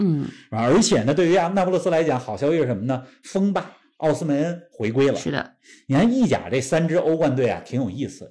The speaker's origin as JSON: {"language": "Chinese", "region": "Beijing", "country": "China", "tie": "born or raised there", "said": "我跟林子，我们都是在北京长大"}